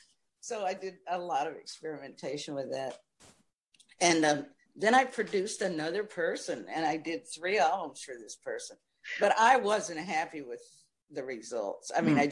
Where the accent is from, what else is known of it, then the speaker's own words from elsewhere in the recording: Nashville, Tennessee, United States; And so I too went to Nashville. Plus, it was great for me because I was going back to my hometown. Practically.